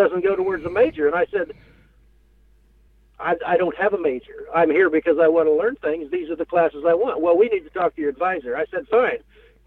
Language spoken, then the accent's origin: English; Western Kansas, United States; I grew up in Western Kansas.